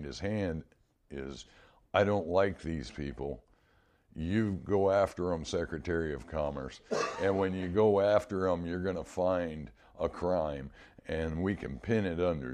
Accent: United States; as an American citizen

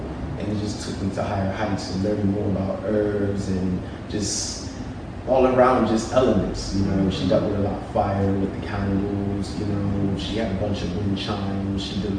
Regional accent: United Kingdom; In the UK.

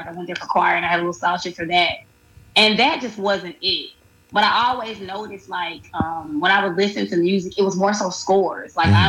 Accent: Jackson, Mississippi, United States; moved away as an adult; now in Atlanta, United States; I'm originally from Jackson, Mississippi. Born and raised. I will rip it to the day I die. But I've been here about 4 years.

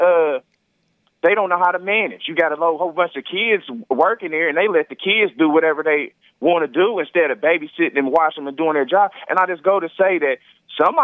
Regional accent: Virginia, United States; moved away; I'm originally from Virginia

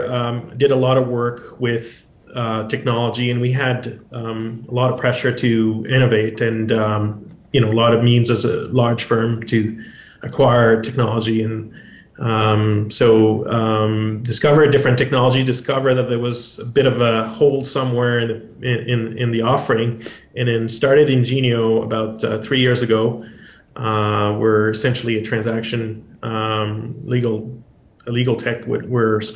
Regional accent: Quebec, Canada; moved away as an adult; also born or lived in Calgary / Ottawa; I'm originally from Calgary. I grew up in Quebec and moved out west after law school

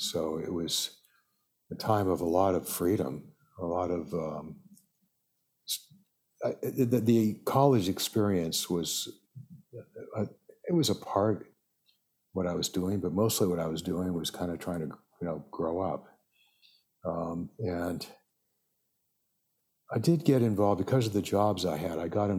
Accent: Los Angeles, California, United States

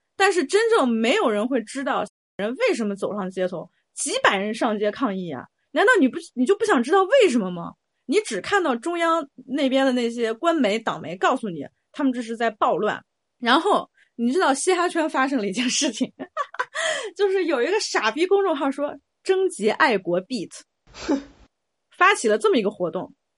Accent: China; 我身为一个中国人，我的 identity 是一个 Chinese

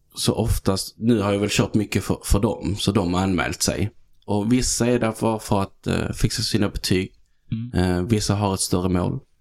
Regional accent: Helsingborg, Skåne, Sweden; accent: Scanian; moved away as an adult; also born or lived in Malmö; now in Stockholm, Sweden; Född och uppvuxen i Helsingborg

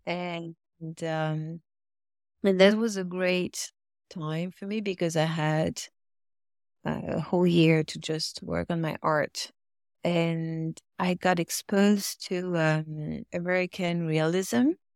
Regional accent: Paris, Île-de-France, France; English is a second language; moved away as an adult; now in United States; I grew up near Paris

